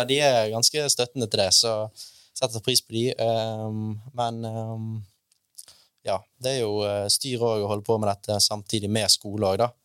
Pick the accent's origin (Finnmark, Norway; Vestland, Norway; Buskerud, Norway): Vestland, Norway; Bergen; jeg er fra Bergen